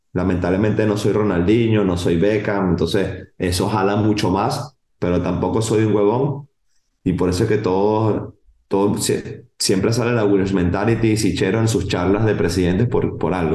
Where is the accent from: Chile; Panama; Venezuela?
Venezuela; moved away as an adult; now in Barcelona, Spain; soy venezolano, amo mi país